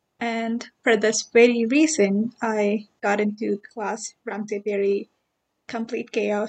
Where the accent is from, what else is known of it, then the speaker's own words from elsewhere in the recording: India; now in Canada; I am from India and have been here in Canada for about 5 years.